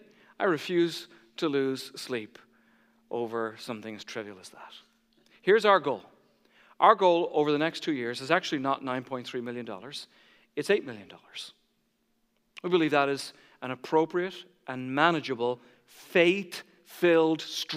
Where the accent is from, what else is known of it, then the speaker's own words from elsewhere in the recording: Ireland; I grew up in the Catholic Church. And in Ireland, when you make your first Holy Communion, you visit every neighbor